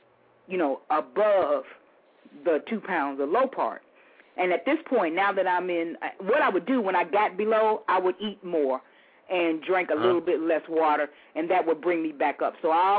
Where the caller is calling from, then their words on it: Houston, Texas, United States; I'm calling from Houston.